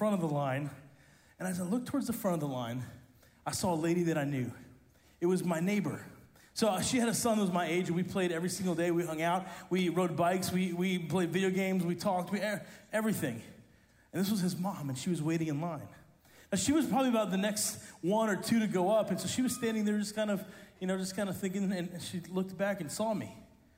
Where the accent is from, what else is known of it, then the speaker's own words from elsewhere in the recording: Italy; See, people call me … because I grew up in Italy. My parents are missionaries there.